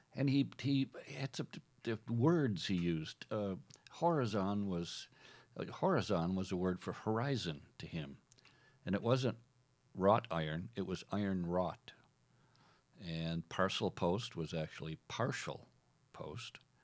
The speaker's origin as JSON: {"language": "English", "region": "Minnesota", "country": "United States", "tie": "born or raised there", "also_born_or_lived": "Iowa / South Dakota", "said": "I was born and raised in Minnesota"}